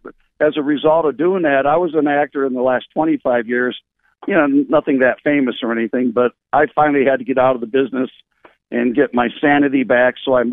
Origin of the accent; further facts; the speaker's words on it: Michigan, United States; moved away as an adult; I grew up in Michigan, but I left when I was about 18.